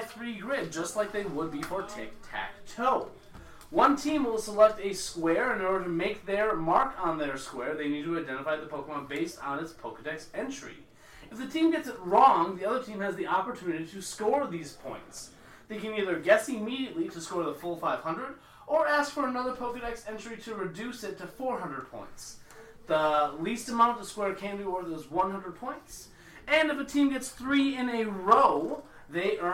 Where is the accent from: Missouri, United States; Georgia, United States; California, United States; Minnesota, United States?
Missouri, United States; I'm like just smack in the middle of the country, but I suppose Missouri is considered to be south.